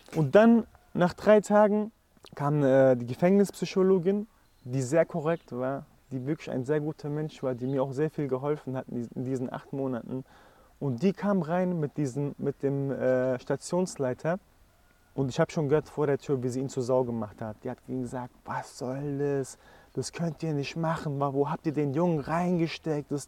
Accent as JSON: {"language": "German", "town": "Frankfurt", "region": "Hesse", "country": "Germany", "said": "also ich komme ja aus Frankfurt"}